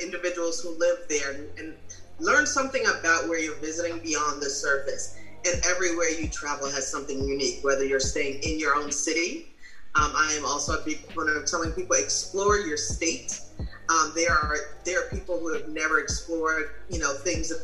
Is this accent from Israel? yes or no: no; New York, United States; When I Americanized, having been born and raised in New York